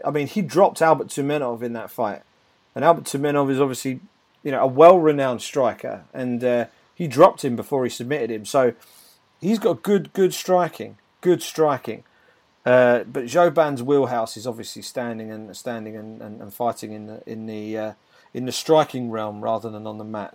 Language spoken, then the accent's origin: English; United Kingdom; as a Brit